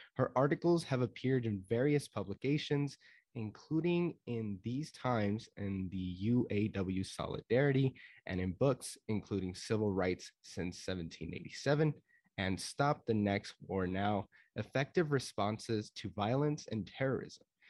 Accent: Las Cruces, New Mexico, United States; I'm from Las Cruces, New Mexico.

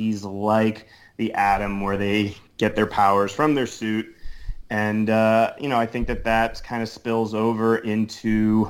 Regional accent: New Jersey, United States; now in New Orleans, United States; everybody knows that I'm living in New Orleans. I've been here more than half my life at this point. But I was actually born and raised in New Jersey.

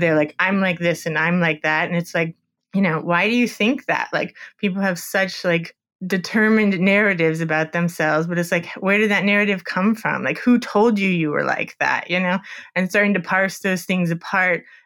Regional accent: Miami, Florida, United States; I'm from Miami, and I went to a grad school in Fort Lauderdale, so just near Miami.

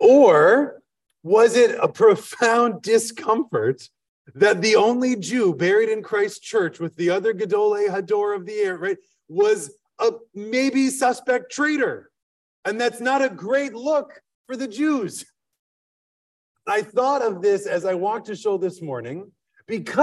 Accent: Midwest, United States; now in Philadelphia, United States; we're from the Midwest

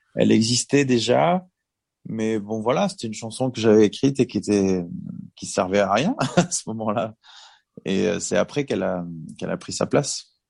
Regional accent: Bordeaux, Nouvelle-Aquitaine, France; On était quand même chez nous à Bordeaux

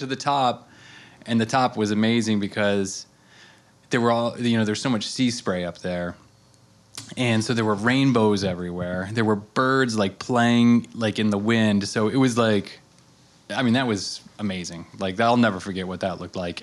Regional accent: Colorado, United States; also born or lived in Rhode Island; now in Amagansett, United States; I grew up in Colorado

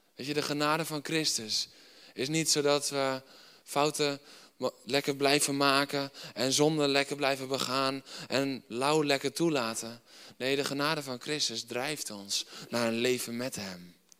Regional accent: Netherlands

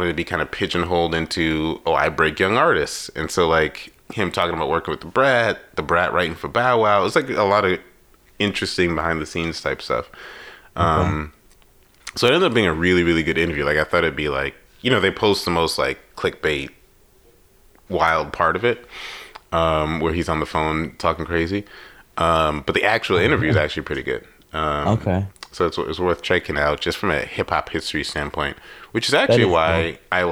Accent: New York, United States; me growing up in New York, like it was New York

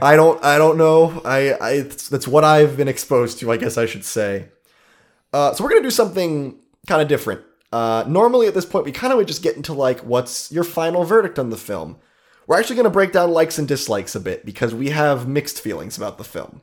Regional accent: Ohio, United States; We're from Ohio

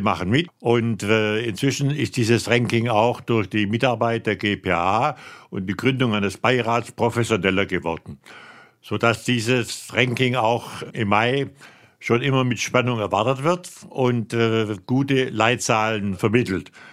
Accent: Swabia, Germany; moved away as an adult; now in Rhineland, Germany; ich bin ja als Schwabe 1964 ins Rheinland gekommen und habe mich hier sehr gut eingelebt.

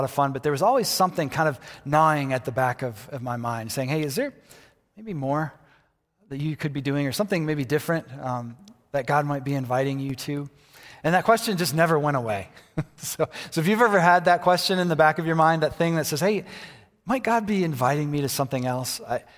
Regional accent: Michigan, United States; also born or lived in Colorado; I just felt called back to my hometown, back to Michigan. I was living in Colorado, felt called back to Michigan. And so I moved back to Michigan

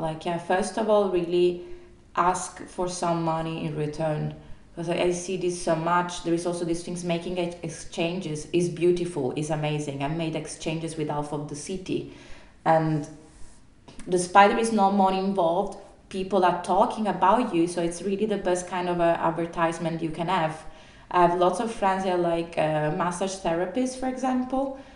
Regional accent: Italy; moved away; I'm from Italy

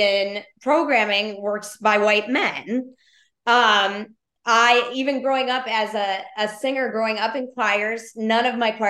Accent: Chicago, Illinois, United States; I grew up in Chicago with a single parent.

